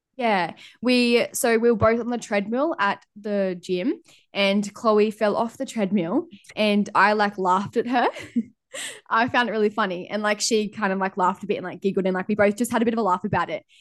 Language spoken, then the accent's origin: English; Lennox Head, New South Wales, Australia; moved away as an adult; also born or lived in Gold Coast; now in Airlie Beach, Australia; I grew up in Lennox